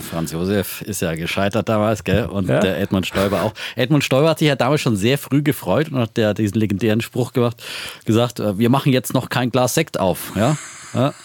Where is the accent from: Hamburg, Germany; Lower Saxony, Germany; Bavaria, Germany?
Bavaria, Germany; Franconia